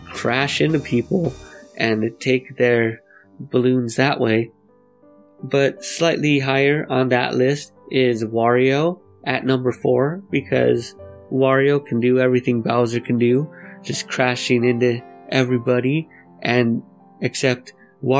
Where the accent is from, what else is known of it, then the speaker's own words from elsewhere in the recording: Los Angeles, California, United States; Gotta represent for my hometown nerdcore MCs